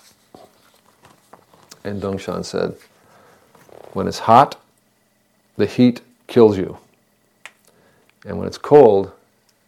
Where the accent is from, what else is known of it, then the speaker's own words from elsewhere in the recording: Northeast, United States; moved away; When I was a boy growing up in the Northeast, the summers would be hot